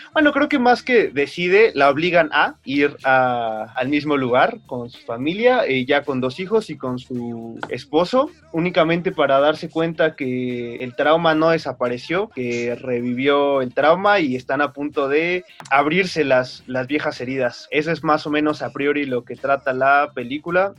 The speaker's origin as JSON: {"language": "Spanish", "country": "Mexico"}